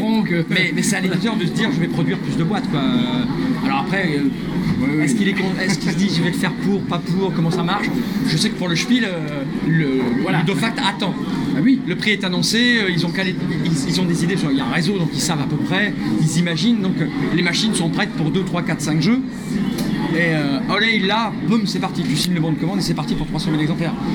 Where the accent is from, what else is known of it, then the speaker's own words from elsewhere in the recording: Toulouse, Occitania, France; je suis né à Toulouse